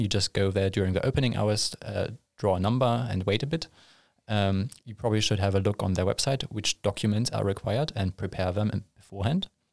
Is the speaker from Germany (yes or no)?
yes; Germany; moved away as an adult; now in Linköping, Sweden; I'm from Germany originally